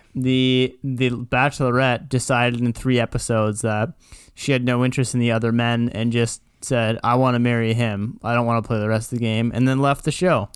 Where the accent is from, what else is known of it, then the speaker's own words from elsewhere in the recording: Kitchener, Ontario, Canada; I'm from Kitchener